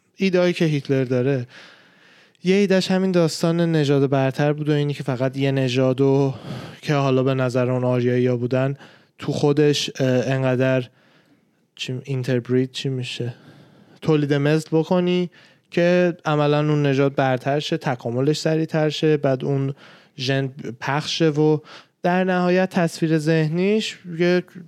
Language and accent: Persian; Iran; من به عنوان یه ایرانی اصطلاحا اصطلاحا میگن فارس